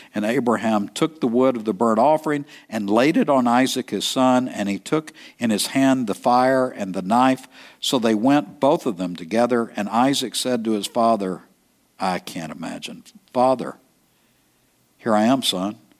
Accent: East Texas, United States; I'm from East Texas

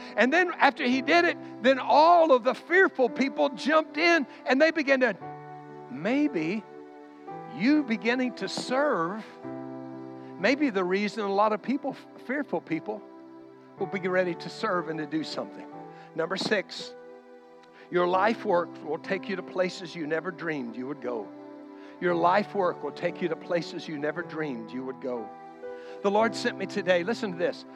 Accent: United States; I'm an American

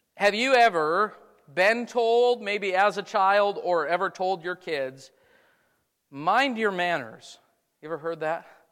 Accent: Wisconsin, United States; moved away; I grew up in Wisconsin.

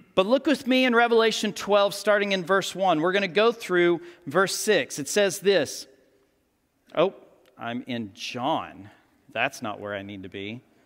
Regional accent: Texas, United States; Born and raised in Texas

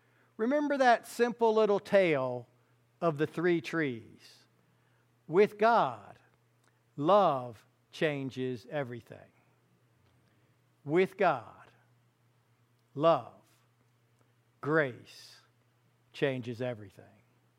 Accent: Fairfax County, Virginia, United States; I grew up in Fairfax County, Virginia, a little place. It was a little place when I was a kid, seriously.

